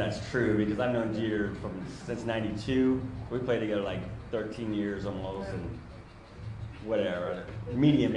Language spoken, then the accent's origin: English; San Diego, California, United States; I'm from San Diego.